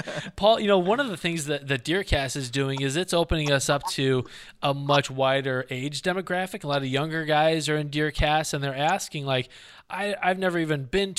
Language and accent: English; North Central Illinois, United States; where I grew up in North Central Illinois